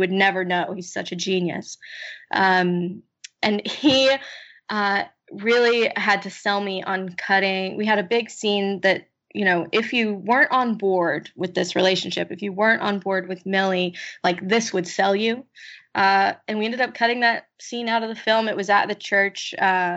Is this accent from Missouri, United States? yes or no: yes; Kansas City, Missouri, United States; born or raised there; moved away